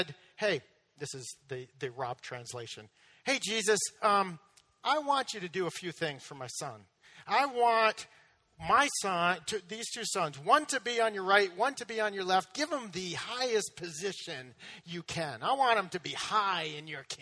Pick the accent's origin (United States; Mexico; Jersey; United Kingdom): United States; Massachusetts; moved away; I'm from Massachusetts.